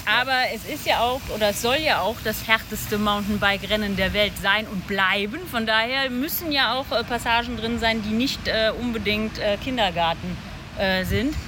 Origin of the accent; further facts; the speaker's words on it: Lower Saxony, Germany; wir kommen aus Niedersachsen ursprünglich